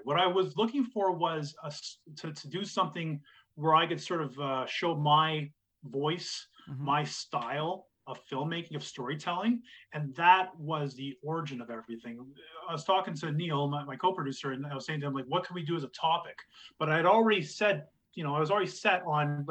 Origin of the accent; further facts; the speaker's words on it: Kingston, Ontario, Canada; When I grew up in Kingston